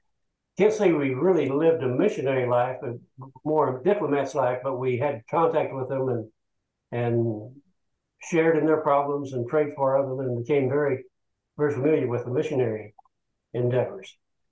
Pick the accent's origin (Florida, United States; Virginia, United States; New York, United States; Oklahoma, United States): Oklahoma, United States; Elk City; moved away as an adult; also born or lived in Puerto Rico / Colombia / Venezuela; now in McKinney, United States; I grew up in Oklahoma, a little town in western Oklahoma, Elk City, and got my college education in Oklahoma.